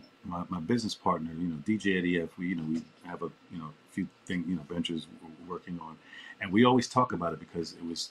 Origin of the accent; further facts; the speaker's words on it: New York, United States; being a New Yorker